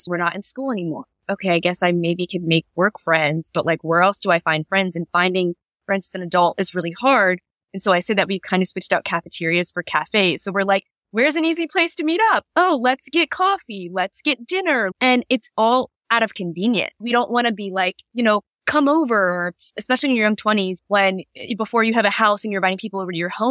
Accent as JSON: {"language": "English", "town": "Virginia Beach", "region": "Virginia", "country": "United States", "tie": "born or raised there", "said": "I grew up in Virginia Beach, Virginia"}